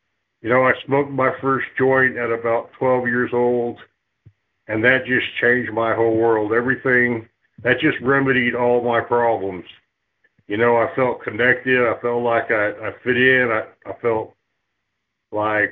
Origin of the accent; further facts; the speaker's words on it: Lancaster, California, United States; also born or lived in Long Beach, California; by the time I was about 5 years old, we had moved to Lancaster, California.